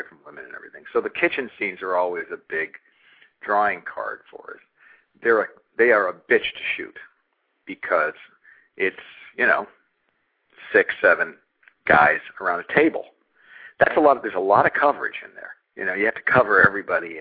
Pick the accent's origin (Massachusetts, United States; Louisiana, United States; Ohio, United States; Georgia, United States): Massachusetts, United States; We're both from Massachusetts, from sort of Catholic, you know, Irish family